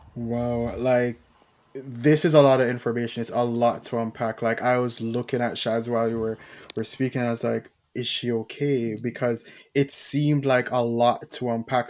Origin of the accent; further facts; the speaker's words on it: Jamaica; as a Jamaican